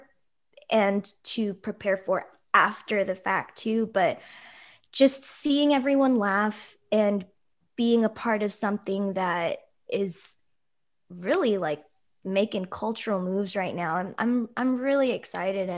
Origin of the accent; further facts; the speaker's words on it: Oakland, California, United States; I grew up here too, and there are so many Filipinos